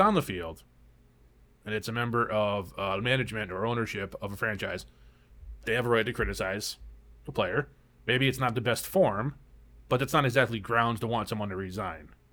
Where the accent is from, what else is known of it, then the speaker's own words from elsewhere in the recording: United States; I'm from America